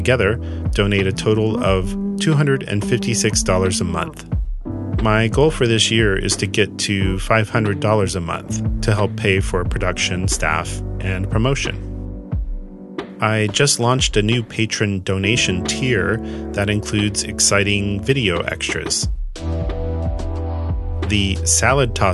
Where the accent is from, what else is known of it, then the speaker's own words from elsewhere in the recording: Kansas, United States; I was growing up in Kansas in the 1980s